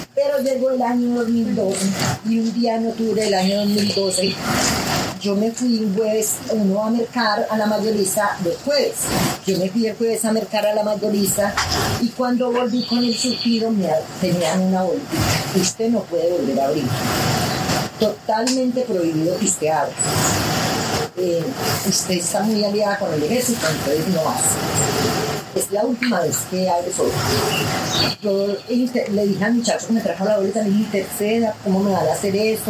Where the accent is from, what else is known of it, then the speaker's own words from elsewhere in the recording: Pijao, Quindío, Colombia; Yo nací en Pijao y me crié aquí en Pijao